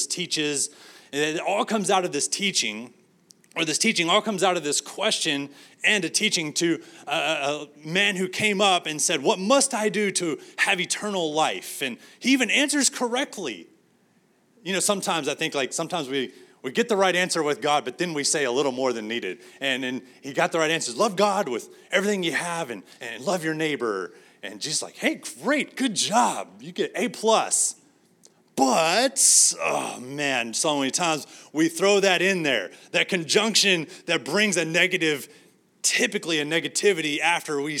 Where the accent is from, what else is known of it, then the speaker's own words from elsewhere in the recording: San Angelo, Texas, United States; now in Arlington, United States; my hometown, San Angelo